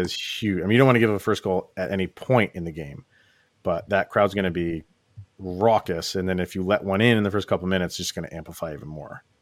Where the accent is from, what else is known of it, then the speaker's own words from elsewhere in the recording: Schenectady, New York, United States; my hometown of Schenectady, New York, little Schenectady, New York